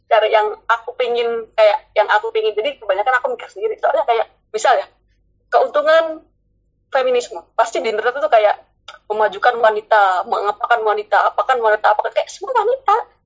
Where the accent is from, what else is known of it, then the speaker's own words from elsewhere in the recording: Surabaya, East Java, Indonesia; accent: Surabaya dialect; jadi karena aku orang Surabaya dan aku selalu kebiasaan ngomong bahasa dialek Surabaya jadi bahasa Indonesia aku agak kacau menurut aku